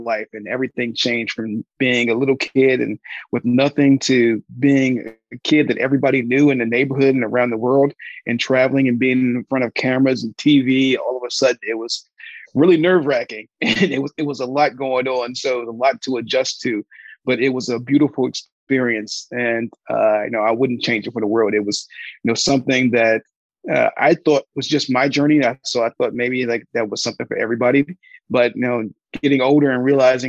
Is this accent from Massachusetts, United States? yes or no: no; Palmer Park, Maryland, United States; I was born in Palmer Park, Maryland. A little small town. It was like 14 of us to a 2-bedroom house.